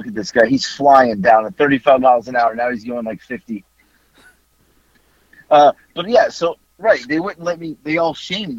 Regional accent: Florida, United States; And then my mom will randomly always go, we're from Florida.

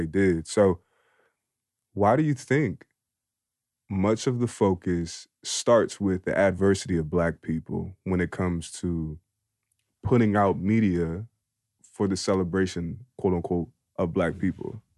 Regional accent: Philadelphia, Pennsylvania, United States; I'm from Philly

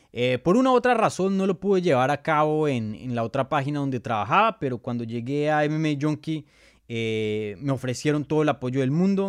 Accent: Colombia; first language Spanish; moved away; mi primer idioma es español, soy colombiano, nací en Colombia, mis papás son de Colombia

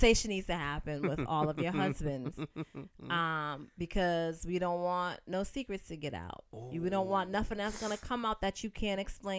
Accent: Roxbury, Massachusetts, United States

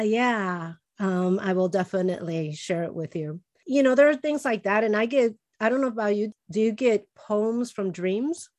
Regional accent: Chicago, Illinois, United States; first language Spanish; English is a second language; moved away; I was born and raised in Chicago, but we always spoke with Spanish at home

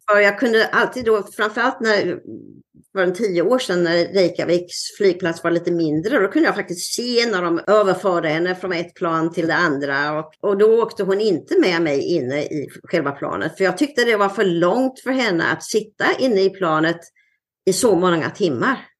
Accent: Sweden; moved away as an adult; also born or lived in Nyhamnsläge, Sweden; now in Seattle, United States; ända sedan jag flyttade från Sverige

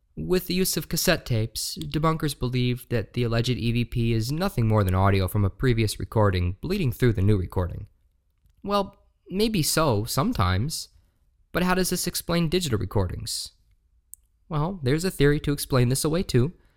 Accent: Shepherdstown, West Virginia, United States; moved away as an adult; now in Appleton, United States; I grew up in Shepherdstown, West Virginia, most of my life

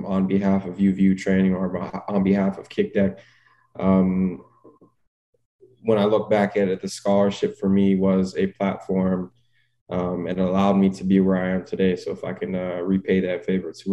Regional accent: Toronto, Ontario, Canada; being able to get drafted by my hometown team

